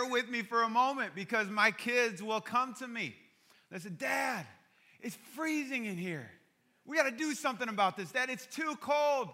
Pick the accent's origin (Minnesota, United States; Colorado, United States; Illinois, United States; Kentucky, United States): Illinois, United States; Chicago; I grew up in Chicago